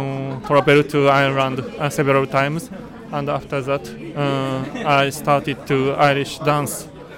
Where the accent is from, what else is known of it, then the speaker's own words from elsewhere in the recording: Tokyo, Japan; I'm from Tokyo, just near from here.